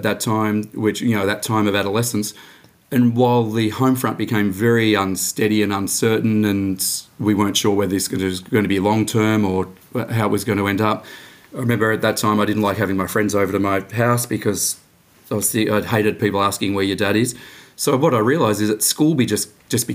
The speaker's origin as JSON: {"language": "English", "town": "Dandenong", "region": "Victoria", "country": "Australia", "tie": "born or raised there", "said": "I grew up out in Dandenong, working class suburb, just went to Dandenong High there"}